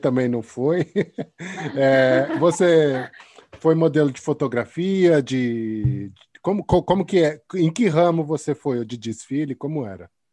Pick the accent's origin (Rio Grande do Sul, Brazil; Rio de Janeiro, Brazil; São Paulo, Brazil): São Paulo, Brazil; now in Portugal; eu sou de São Paulo, né? Agora eu vivo aqui em Portugal, mas eu sou de São Paulo também